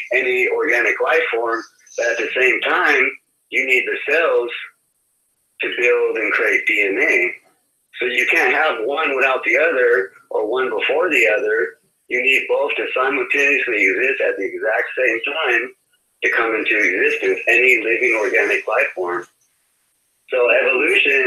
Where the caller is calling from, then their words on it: Bay Area, California, United States; I'm calling from the Bay Area.